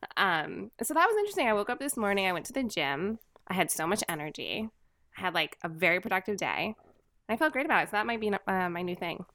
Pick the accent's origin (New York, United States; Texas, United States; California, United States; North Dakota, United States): New York, United States; we're from New York